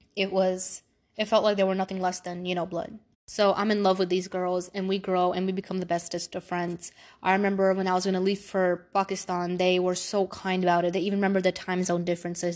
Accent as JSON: {"language": "English", "town": "New York City", "region": "New York", "country": "United States", "tie": "born or raised there", "said": "I was born in Brooklyn, New York. I've lived there my whole life."}